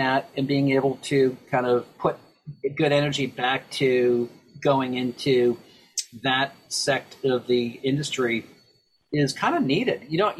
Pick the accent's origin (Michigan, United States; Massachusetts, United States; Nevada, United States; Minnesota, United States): Massachusetts, United States; Boston; you and I talking about growing up in Boston as kids